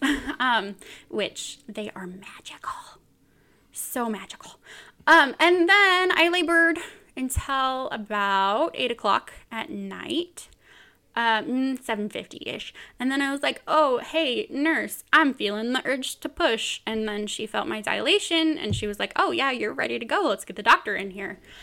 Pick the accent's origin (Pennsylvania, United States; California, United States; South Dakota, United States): California, United States; Bakersfield; moved away as an adult; now in Utah, United States; I am from Bakersfield, California, originally